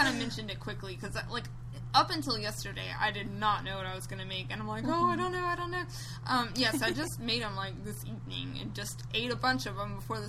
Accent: North Carolina, United States; I'm from North Carolina

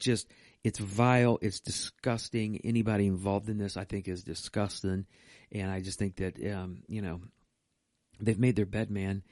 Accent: United States; not only as an American, but also as a Christian

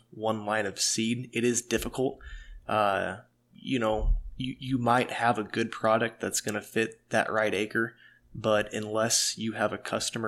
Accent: Chesterfield, Illinois, United States; grew up in Chesterfield, just north of Chesterfield

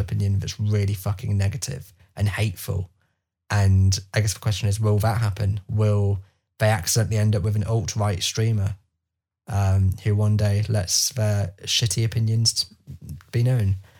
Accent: England, United Kingdom; I can sit here now as an English person

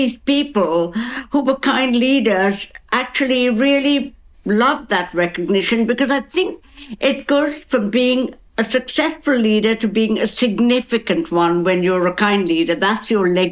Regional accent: Kolkata, West Bengal, India; now in London, United Kingdom; I'm from Calcutta.

